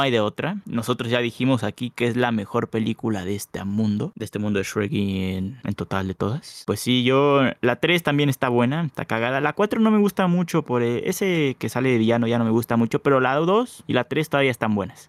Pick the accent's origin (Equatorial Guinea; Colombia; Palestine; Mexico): Mexico; los que somos aquí de México